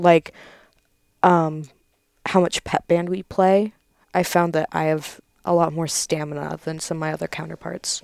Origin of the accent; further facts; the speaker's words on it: Crofton, Nebraska, United States; I'm from Crofton